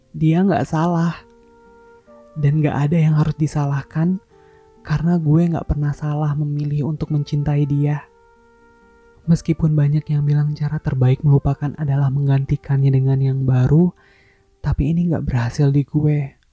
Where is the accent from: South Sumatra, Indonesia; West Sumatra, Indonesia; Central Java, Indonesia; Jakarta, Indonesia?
West Sumatra, Indonesia; Padang; Kemarin pas abang gue merit dan gue balik ke Padang, kampung halaman gue, I'm really happy for that.